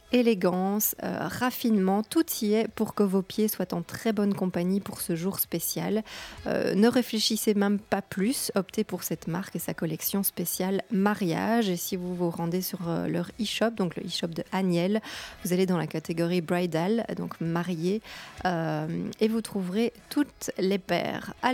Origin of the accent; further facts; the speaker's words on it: Belgium; puisque vous savez que je suis belge, peut-être ou pas.